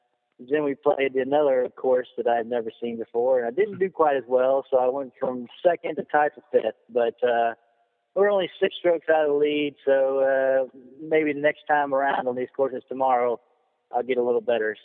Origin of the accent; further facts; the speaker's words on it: Tulsa, Oklahoma, United States; moved away as an adult; now in Georgia, United States; just south of Atlanta. I'm originally an Okie from Tulsa, but I've been living in Georgia for about 6 years now.